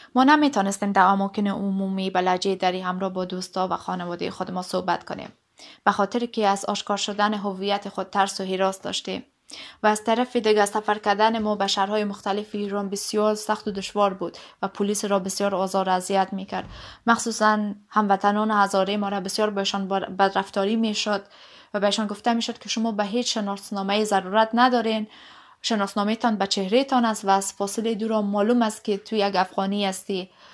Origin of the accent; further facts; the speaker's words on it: Afghanistan; accent: Dari; moved away; also born or lived in Iran; تجربه خود به حیث یک افغان مهاجر در ایران